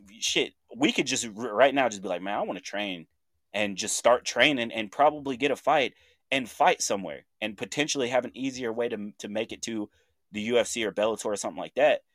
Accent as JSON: {"language": "English", "town": "Chandler", "region": "Oklahoma", "country": "United States", "tie": "born or raised there", "moved": "yes", "said": "my hometown, Chandler, Oklahoma"}